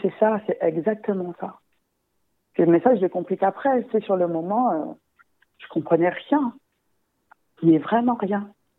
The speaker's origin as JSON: {"language": "French", "country": "Guadeloupe", "said": "je suis guadeloupéenne"}